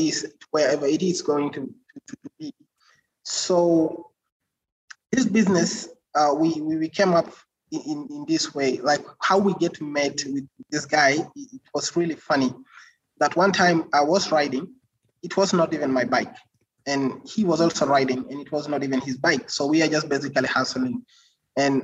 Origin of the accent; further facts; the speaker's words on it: South Sudan; also born or lived in Uganda; And I'm from South Sudan